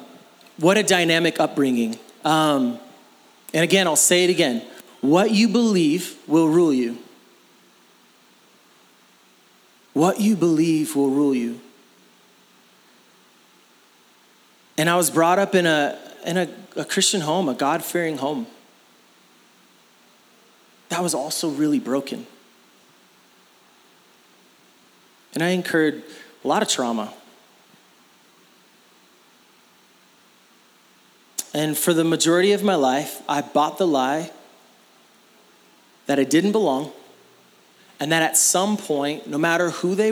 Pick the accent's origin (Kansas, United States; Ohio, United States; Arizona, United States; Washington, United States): Arizona, United States; Phoenix; I was born in Phoenix, Arizona